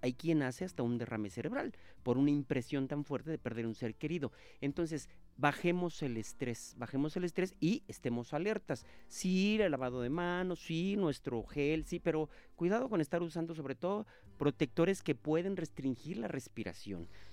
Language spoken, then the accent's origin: Spanish; Monterrey, Nuevo León, Mexico; moved away; Monterrey, Nuevo León, mi tierra